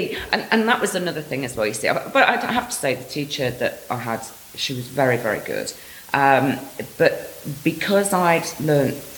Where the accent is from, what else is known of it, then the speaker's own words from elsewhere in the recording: United Kingdom; now in Spain; As British people